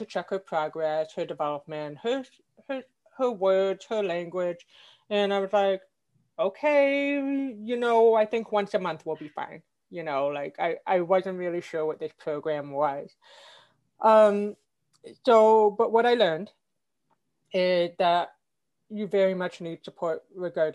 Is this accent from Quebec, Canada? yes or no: yes; Quebec, Canada; where I grew up in Canada and Quebec